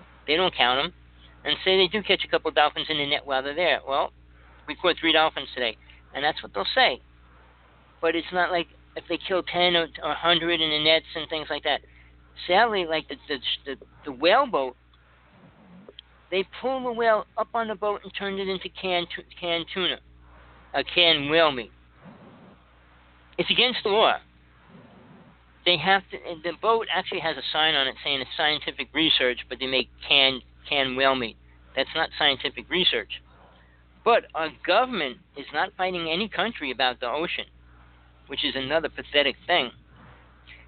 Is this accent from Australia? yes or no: no; New Jersey, United States; I grew up in Jersey